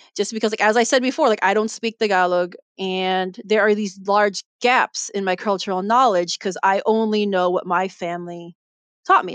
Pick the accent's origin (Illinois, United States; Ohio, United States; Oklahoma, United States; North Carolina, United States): Illinois, United States; Chicago; I'm Filipino American, but I was born and raised in Chicago